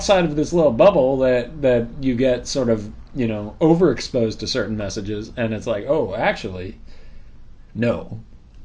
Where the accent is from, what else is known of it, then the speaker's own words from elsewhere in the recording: Bay Area around San Francisco, California, United States; moved away; I grew up in the Bay Area around San Francisco, California